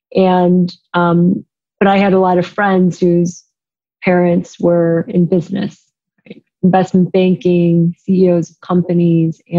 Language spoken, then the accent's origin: English; Chicago, Illinois, United States; moved away as an adult; also born or lived in East Coast; I am from Chicago. And I, during my time at the firm, moved back to Chicago